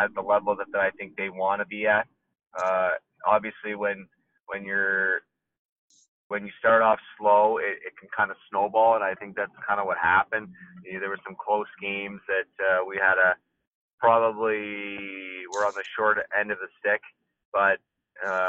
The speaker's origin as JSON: {"language": "English", "town": "Guelph", "region": "Ontario", "country": "Canada", "tie": "born or raised there", "said": "In my hometown of Guelph, Ontario"}